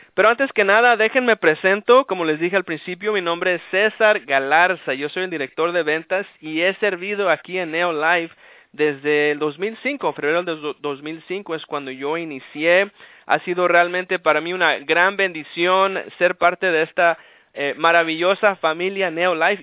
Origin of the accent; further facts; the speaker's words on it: Los Angeles, California, United States; also born or lived in Aguascalientes, Mexico / Downey, California; yo soy nacido en México, en Aguascalientes, y vine aquí a los Estados Unidos por ahí como a los tres años. He vivido prácticamente toda mi vida aquí en Los Ángeles